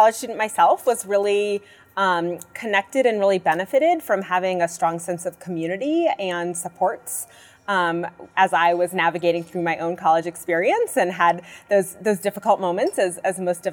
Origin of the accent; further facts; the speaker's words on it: New Hampshire, United States; moved away as an adult; also born or lived in upstate New York; now in Colorado, United States; I grew up in New Hampshire